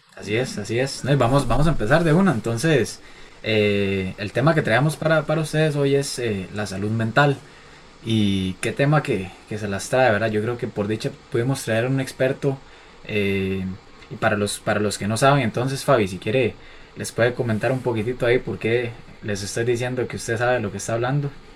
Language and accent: Spanish; Costa Rica; en Costa Rica tenemos como la maña